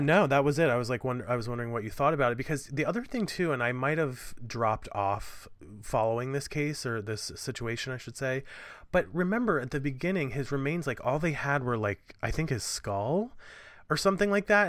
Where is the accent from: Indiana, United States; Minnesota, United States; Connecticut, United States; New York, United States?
New York, United States; New York City; I'm a New Yorker